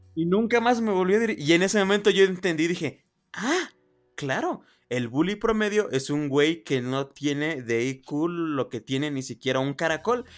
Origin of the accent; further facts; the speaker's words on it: Oaxaca, Mexico; yo soy oaxaqueño